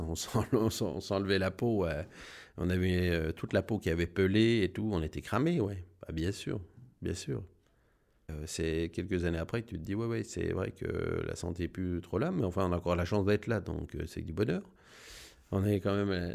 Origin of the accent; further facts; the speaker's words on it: La Combe, Bourgogne-Franche-Comté, France; also born or lived in Burgundy; je suis né à La Combe. On n'a jamais trop bougé.